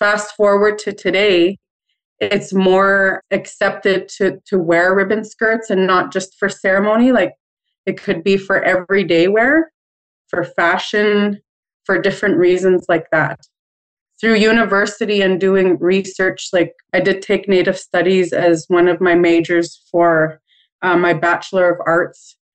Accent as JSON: {"language": "English", "area": "Waywayseecappo First Nation", "region": "Manitoba", "country": "Canada", "said": "I'm from the Turtle Clan, and I am from Wewe Sikapo First Nation, and it is in Treaty 4 territory"}